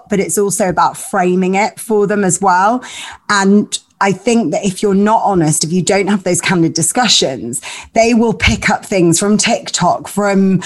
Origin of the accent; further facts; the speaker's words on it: Leeds, Yorkshire and the Humber, United Kingdom; My parents are both Greek Cypriot. They met at university and then I grew up in Leeds